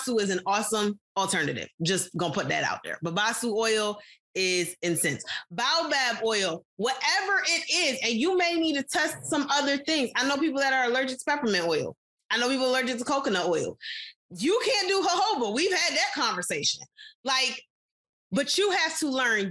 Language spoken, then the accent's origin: English; United States; we as American people